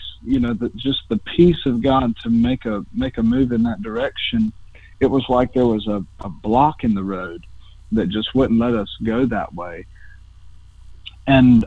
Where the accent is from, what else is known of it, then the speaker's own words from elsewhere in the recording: North Carolina, United States; moved away; I'm from North Carolina, out of the Cornerstone Conference